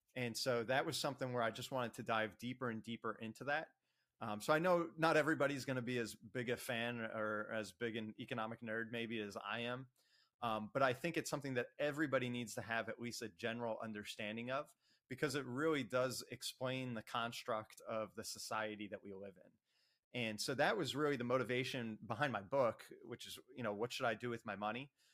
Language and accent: English; Ocean Township, New Jersey, United States; I was uh, born and raised in Ocean Township, New Jersey.